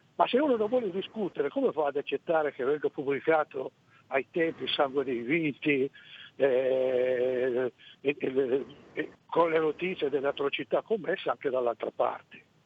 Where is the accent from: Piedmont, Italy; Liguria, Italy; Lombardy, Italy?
Piedmont, Italy; siamo piemontesi tutti e due, però tra il Piemonte suo e il Piemonte mio non c'è nemmeno parentela, perché il mio è il cosiddetto Piemonte Lombardo